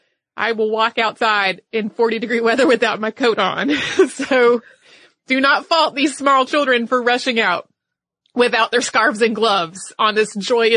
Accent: the South, United States; Now, I grew up in the South. I know that to some of you, 40 degrees does not sound like time to party.

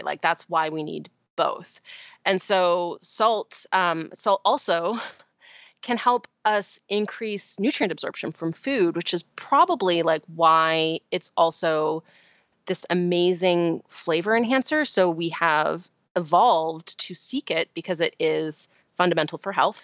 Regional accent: Vancouver Island, British Columbia, Canada; I grew up on Vancouver Island in Canada

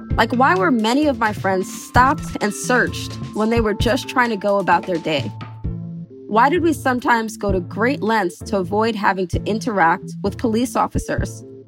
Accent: New York City, New York, United States; I grew up in New York City. When I was in high school, senior year, I was violently mugged in my neighborhood in Brooklyn.

